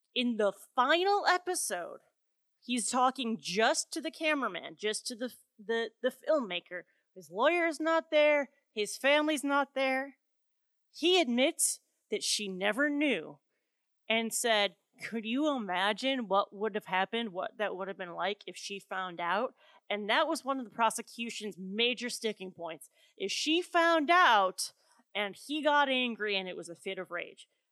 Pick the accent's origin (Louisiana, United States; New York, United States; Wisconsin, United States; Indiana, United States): Wisconsin, United States; my home state, Wisconsin